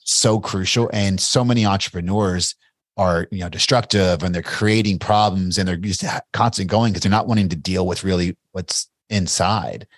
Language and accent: English; Bardstown, Kentucky, United States; I'm a small town kid from Bardstown, Kentucky